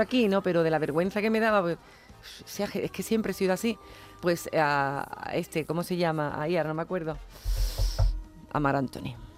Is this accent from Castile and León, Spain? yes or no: no; Jerez de la Frontera, Andalusia, Spain; a mi tierra, a Jerez